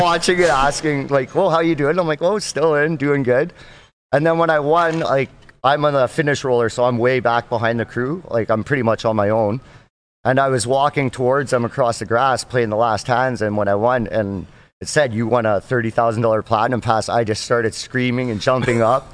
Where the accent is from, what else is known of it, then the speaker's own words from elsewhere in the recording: just outside of Edmonton, Alberta, Canada; I'm from Alberta, Canada, just outside of Edmonton, Alberta